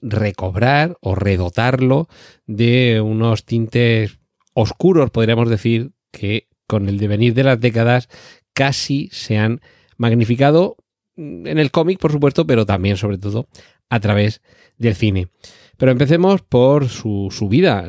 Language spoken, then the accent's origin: Spanish; Spain; yo recuerdo haber leído algún cómic en mi niñez aquí en España